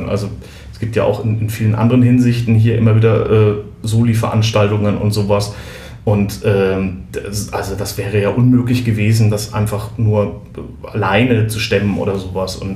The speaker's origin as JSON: {"language": "German", "region": "Southern Germany", "country": "Germany", "said": "wenn es um, um, um norddeutsche Küche geht, da ist man als Süddeutscher doch immer so ein bisschen, äh, die habe ich bis jetzt immer nicht verstanden"}